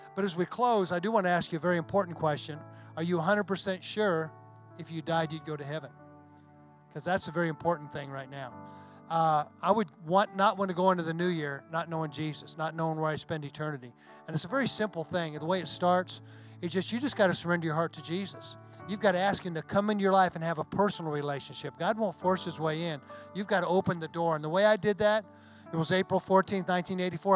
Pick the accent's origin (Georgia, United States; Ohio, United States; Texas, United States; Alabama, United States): Texas, United States; hometown with the Red River ammo depot; in my hometown there's an ammo depot